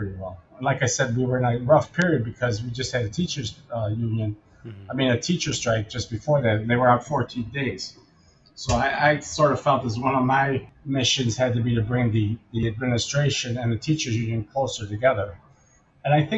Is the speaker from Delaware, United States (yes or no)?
no; Elmwood Park, Illinois, United States; I'm from Elmwood Park, which is exactly on the city border